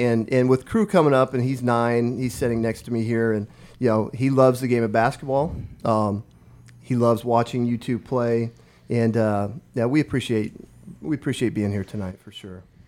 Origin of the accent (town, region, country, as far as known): Omaha Indian Reservation, northeast Nebraska, United States; born or raised there; moved away as an adult; now in Lincoln, United States